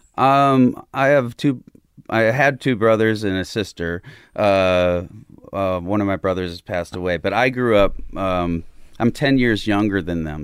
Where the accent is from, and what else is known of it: Southern Illinois, United States; born or raised there; also born or lived in Chicago